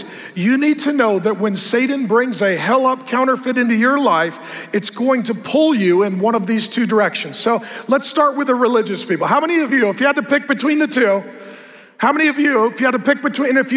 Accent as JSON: {"language": "English", "region": "West Coast", "country": "United States", "said": "I come from the West Coast."}